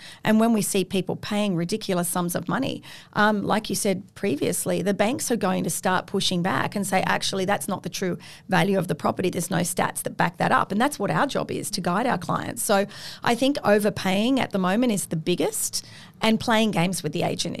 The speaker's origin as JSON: {"language": "English", "town": "Sydney", "region": "New South Wales", "country": "Australia", "tie": "born or raised there", "said": "look, I grew up on the Northern Beaches. I know the North Shore, the Eastern Suburbs I've also lived in."}